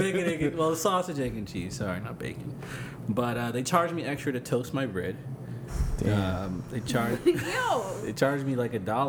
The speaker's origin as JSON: {"language": "English", "town": "New York City", "region": "New York", "country": "United States", "said": "I'm from the Bronx, man."}